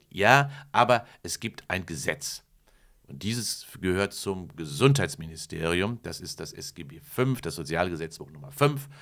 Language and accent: German; Kamen, North Rhine-Westphalia, Germany; bei mir in meinem Heimatort in Carmen Heeren, in Heerenwerbe, gab es ja eine Zeche